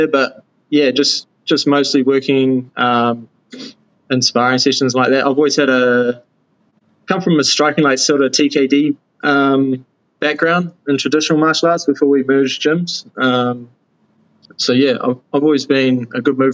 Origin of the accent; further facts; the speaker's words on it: New Zealand; I started off in my hometown, still here